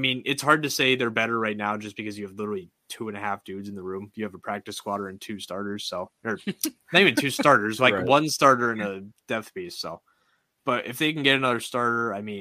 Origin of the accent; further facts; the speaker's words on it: New England, United States; I am from New England